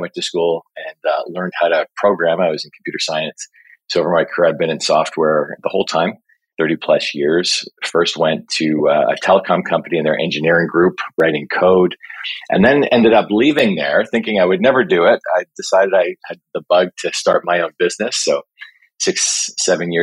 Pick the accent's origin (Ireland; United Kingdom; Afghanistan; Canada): Canada; Toronto, Ontario; I was born and raised here in Toronto